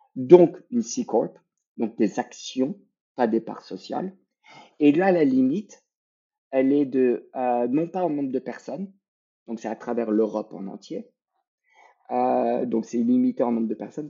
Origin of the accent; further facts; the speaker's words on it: Quebec, Canada; on est québécois